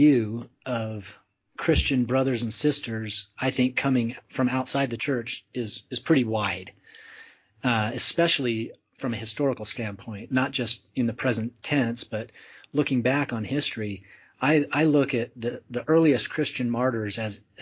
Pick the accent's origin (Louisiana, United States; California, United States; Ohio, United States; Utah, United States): Utah, United States; growing up in Utah